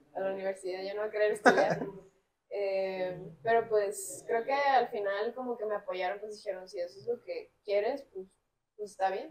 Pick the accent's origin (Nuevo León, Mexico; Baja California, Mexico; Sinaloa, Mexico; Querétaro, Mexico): Sinaloa, Mexico; Culiacán; Nací en Culiacán, Sinaloa, este, en el noroeste del país